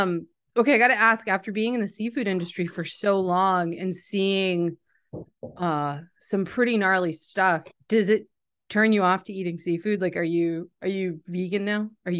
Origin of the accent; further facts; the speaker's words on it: New England, United States; I grew up in New England. I live here in New England.